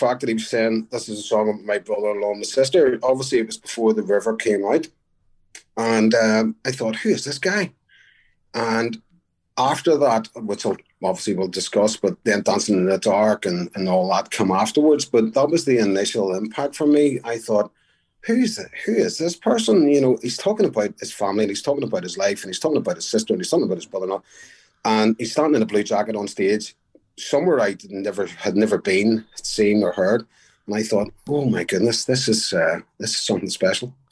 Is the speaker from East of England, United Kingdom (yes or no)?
no; Belfast, Northern Ireland, United Kingdom; also born or lived in New Brunswick, New Jersey; I grew up in Belfast, Northern Ireland